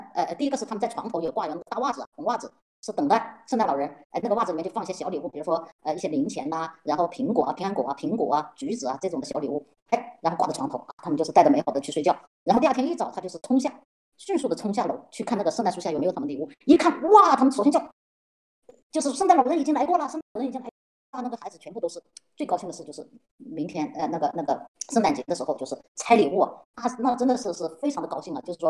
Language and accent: Chinese; China; 所以呢，在这是我很奇怪的，因为我我我是中国来的嘛，所以我一看到那些礼物，我就我就心想，哎，这个礼物不就是买的吗？